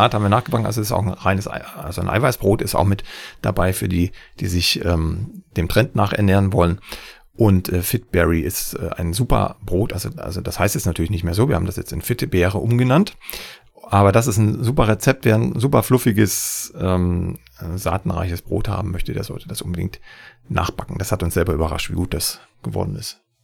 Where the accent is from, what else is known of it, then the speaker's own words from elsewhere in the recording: Saxony, Germany; in meinem Heimatland Sachsen